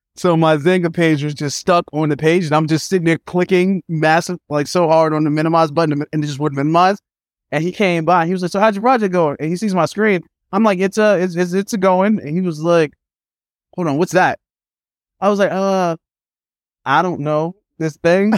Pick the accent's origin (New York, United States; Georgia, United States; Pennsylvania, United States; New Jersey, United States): New York, United States; New York City; also born or lived in Manhattan, New York; I had a good time as a kid growing up in Brooklyn